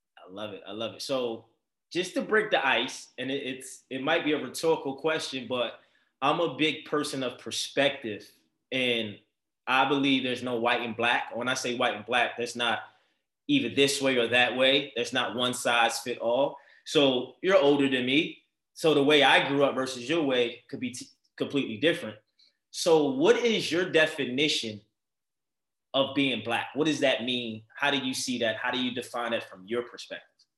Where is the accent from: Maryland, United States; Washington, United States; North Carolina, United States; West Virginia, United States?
Maryland, United States; Baltimore; moved away as an adult; now in Los Angeles, United States; I'm from Baltimore, Maryland, so I grew up in a predominantly black environment